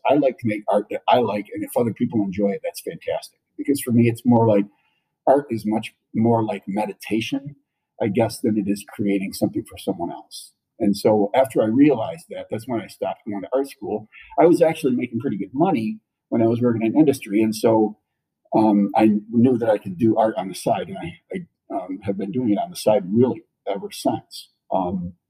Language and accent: English; Otsego, Michigan, United States; now in Charlotte, United States; I grew up in a city called Otsego, which is north of Kalamazoo